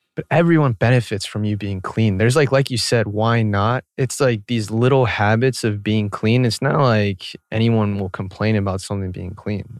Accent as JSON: {"language": "English", "town": "Atlanta", "region": "Georgia", "country": "United States", "tie": "born or raised there", "said": "growing up in Atlanta, I went to a very predominantly white school."}